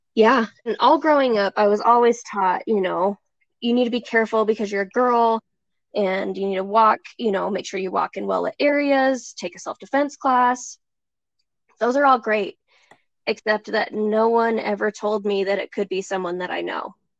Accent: Springville, Utah, United States; I grew up in Springville, Utah

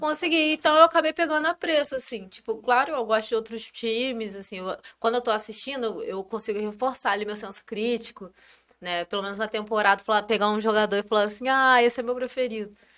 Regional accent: Campos dos Goytacazes, Rio de Janeiro, Brazil; now in São Paulo, Brazil; eu sou de uma cidade do interior do Rio

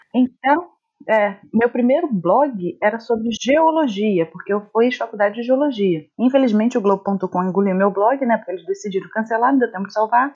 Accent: Rio de Janeiro, Brazil; accent: carioca; o pessoal diz que eu não tenho tanto sotaque carioca. Carioca não acha que eu sou daqui quando eu converso

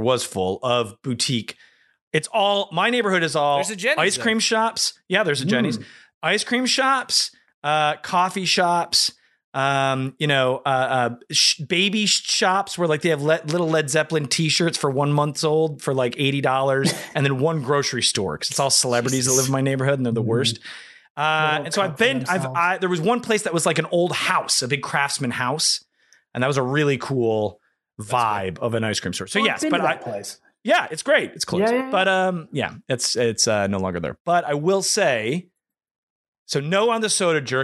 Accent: Michigan, United States; I grew up in Michigan

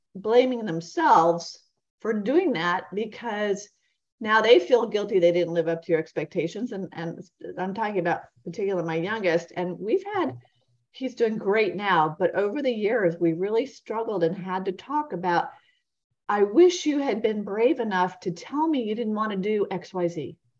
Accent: Vermont, United States; now in Florida, United States; growing up in Vermont

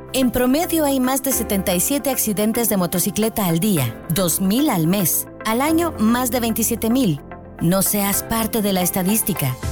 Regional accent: Guatemala; nosotros como guatemaltecos

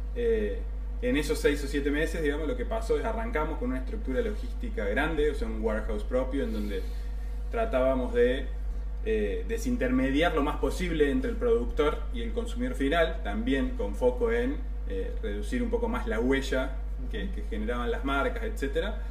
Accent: San Francisco, Córdoba, Argentina; moved away as an adult; now in Córdoba, Argentina; soy de San Francisco, pero bueno, me fui a estudiar a Córdoba, me quedé

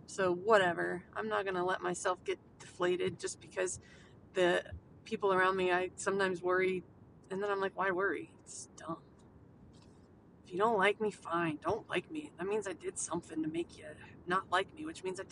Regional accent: United States; we as American people

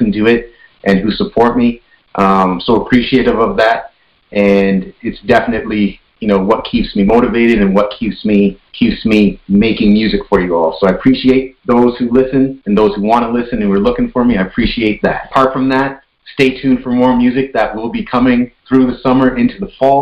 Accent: Canada; I'm Canadian born, but my heritage is Trinidad and Tobago, so Trinidadian

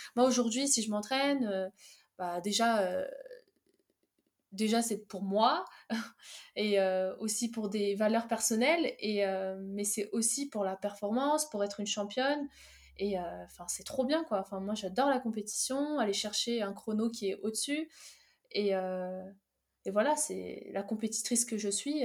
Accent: Fontainebleau, Île-de-France, France; also born or lived in Algeria; je suis née en Algérie, je suis arrivée en France à 7 ans et, et j'étais direct installée à Fontainebleau et voilà, j'ai grandi à Fontainebleau

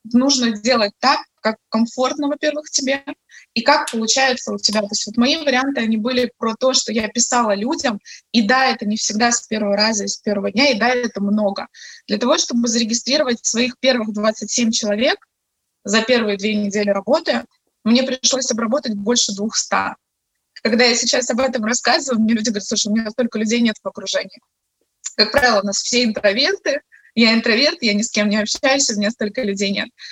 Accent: Crimea, Ukraine; moved away as an adult; now in Kyiv, Ukraine; в Киеве мы приезжие, мы сами из Крыма

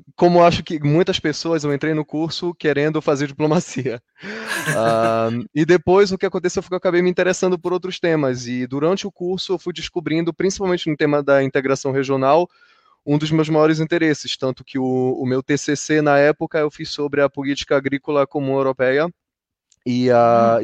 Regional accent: Brazil; now in Brussels, Belgium; eu venho da Amazônia

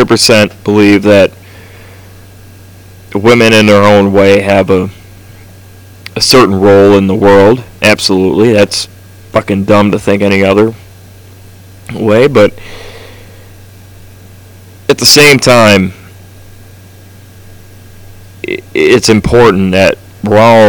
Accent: United States; we are from America

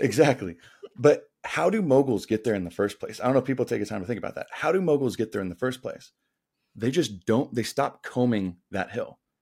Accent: Denver, Colorado, United States; moved away as an adult; also born or lived in Atlanta / San Diego; grew up in Denver, my hometown

